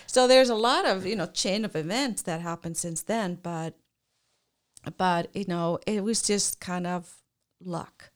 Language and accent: English; Iceland; moved away as an adult; I grew up in Iceland